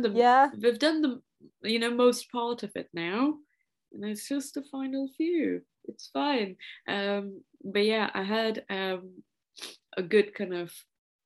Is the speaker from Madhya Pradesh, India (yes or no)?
no; Maharashtra, India; first language Marathi; English is a second language; moved away; I come from the state of Maharashtra originally, and the community, like my mother tongue is Marathi